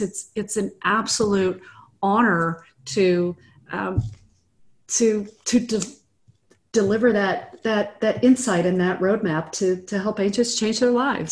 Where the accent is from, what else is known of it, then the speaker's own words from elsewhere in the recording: Midwest, United States; now in Austin, United States; I grew up in the Midwest. I'm, I'm just, I'm, I'm a nice Midwest girl. And who now lives in Austin, Texas